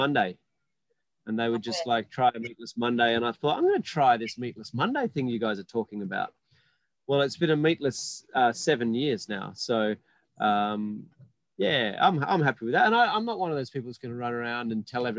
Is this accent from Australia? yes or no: yes; Perth, Western Australia, Australia; when I was growing up in Perth